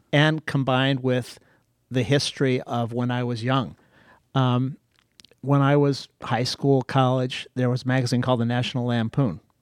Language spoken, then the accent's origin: English; Akron, Ohio, United States; also born or lived in Greece; in elementary school, high school, on the wrong side of Akron